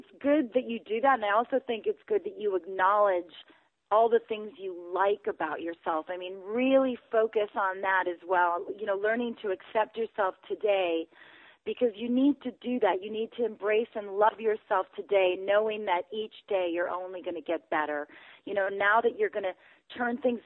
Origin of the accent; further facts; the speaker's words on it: Wisconsin, United States; growing up in Wisconsin